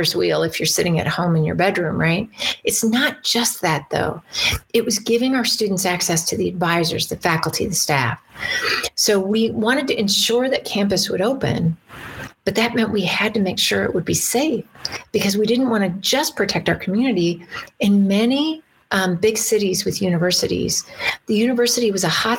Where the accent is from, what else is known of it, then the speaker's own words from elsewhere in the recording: Green River, Wyoming, United States; now in Idaho, United States; I grew up in Green River